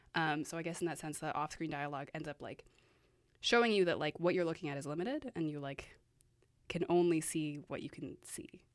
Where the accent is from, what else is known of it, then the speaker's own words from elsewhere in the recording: Vancouver, British Columbia, Canada; I am from Vancouver